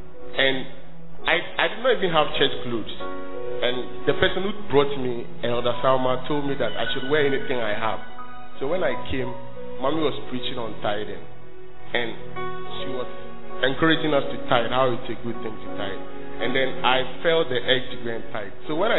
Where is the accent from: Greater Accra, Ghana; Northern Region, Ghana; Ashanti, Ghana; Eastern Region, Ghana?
Northern Region, Ghana; Tamale; So I came from Tamale to Kumasi to school, and I was a high time fraud boy.